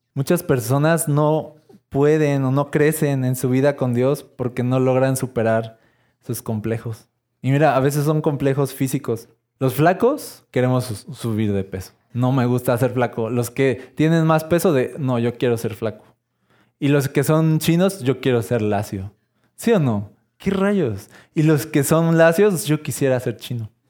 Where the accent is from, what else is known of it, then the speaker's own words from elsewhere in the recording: Mexico; soy esta este mexicano